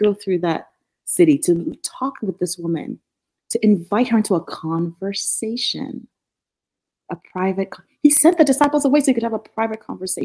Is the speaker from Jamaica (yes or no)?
no; Nigeria; moved away as an adult; also born or lived in Norfolk, Virginia; now in United States; Growing up in Nigeria, I grew up with a lot of resources.